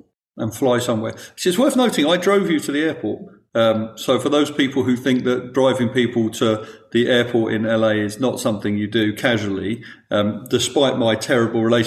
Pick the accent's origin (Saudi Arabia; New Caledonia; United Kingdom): United Kingdom; as a British person